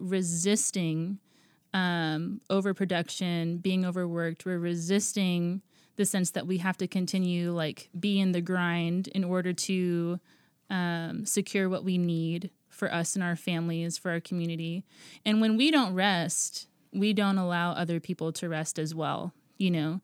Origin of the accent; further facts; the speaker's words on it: Guam; moved away as an adult; now in Portland, United States; I was born and raised on Guam, and then I moved out here in twenty ten.